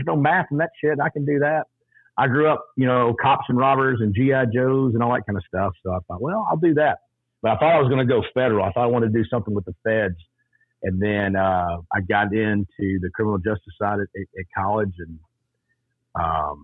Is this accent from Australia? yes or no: no; Texas, United States; I grew up in Texas. Yes, I'm a proud Texan.